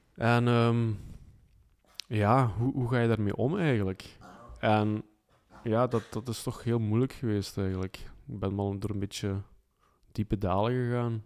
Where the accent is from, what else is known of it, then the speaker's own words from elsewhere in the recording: Flanders, Belgium; bij ons in Vlaanderen